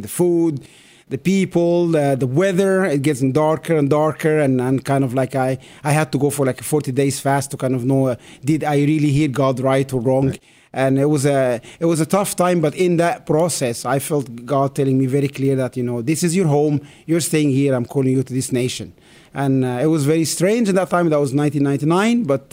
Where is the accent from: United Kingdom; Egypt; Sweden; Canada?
Egypt; Cairo, Cairo Governorate; moved away as an adult; also born or lived in Norway; I am a city boy. I grew up in Cairo, in north of Cairo